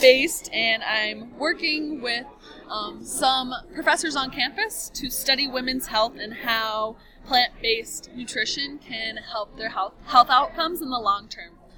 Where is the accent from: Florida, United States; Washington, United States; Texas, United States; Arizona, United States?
Arizona, United States; Cave Creek; also born or lived in Tucson, Arizona; now in Flagstaff, United States; I grew up in Cave Creek, which is kind of a small town